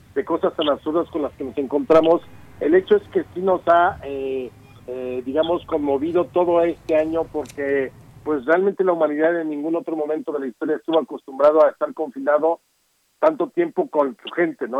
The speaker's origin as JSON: {"language": "Spanish", "country": "Mexico", "said": "todos somos mexicanos"}